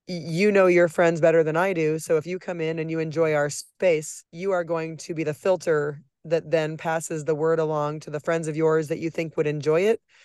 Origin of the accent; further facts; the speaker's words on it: Nebraska, United States; moved away as an adult; now in Kansas City, United States; I'm from Nebraska